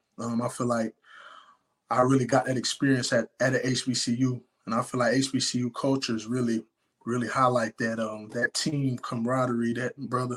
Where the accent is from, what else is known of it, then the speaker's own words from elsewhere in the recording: Fayetteville, North Carolina, United States; I'm originally from Fayetteville, North Carolina.